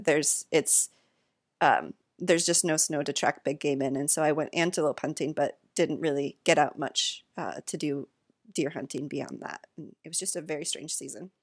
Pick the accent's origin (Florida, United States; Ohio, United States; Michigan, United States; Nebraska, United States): Michigan, United States; I'm from Michigan as well